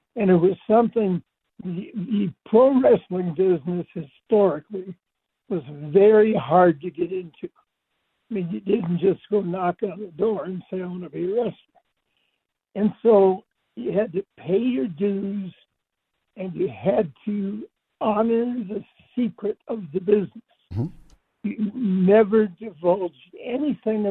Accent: Detroit, Michigan, United States; moved away; also born or lived in Dallas; I grew up outside Detroit

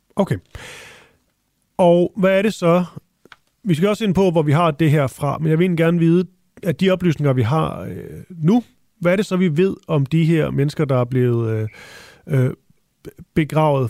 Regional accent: Funen, Southern Denmark, Denmark; Jeg er også fra Fyn

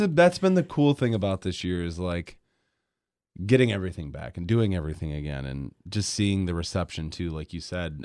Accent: Grand Rapids, Michigan, United States; moved away as an adult; now in Kalamazoo, United States; I grew up in Grand Rapids.

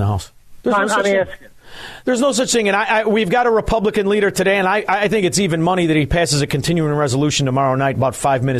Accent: Melrose Park, Illinois, United States; also born or lived in Chicago; I'm from Melrose Park.

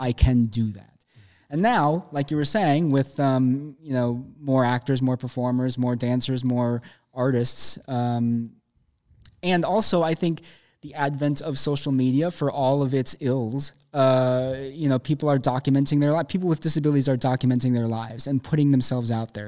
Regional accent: Minneapolis, Minnesota, United States; now in Chicago, United States; I'm from Minneapolis

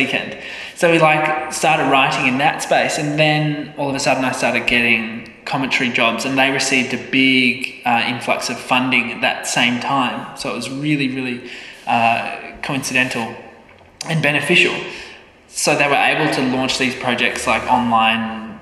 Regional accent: Adelaide, South Australia, Australia; Growing up in Adelaide

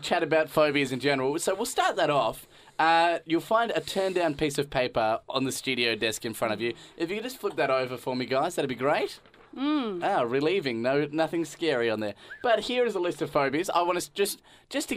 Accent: Tasmania, Australia; my home state of Tasmania

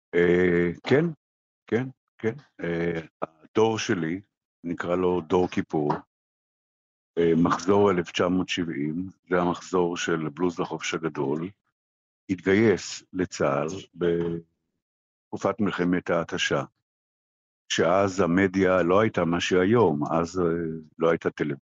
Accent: Israel

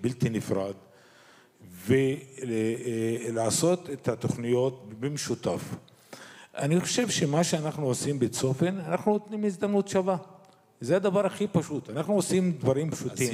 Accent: Israel; אני כאזרח ערבי במדינת ישראל

